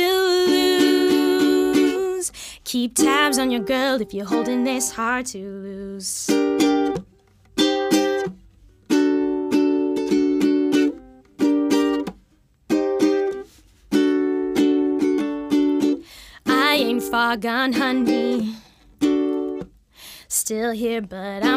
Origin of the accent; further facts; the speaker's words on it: Calgary, Alberta, Canada; moved away as an adult; also born or lived in Winnipeg, Canada; now in Vancouver, Canada; my parents like moved from Winnipeg to Calgary